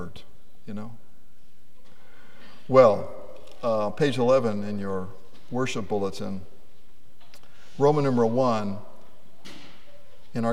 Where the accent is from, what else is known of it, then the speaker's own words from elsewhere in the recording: Lafayette, Indiana, United States; I grew up in Lafayette, Indiana, and I attended Edgelia Elementary School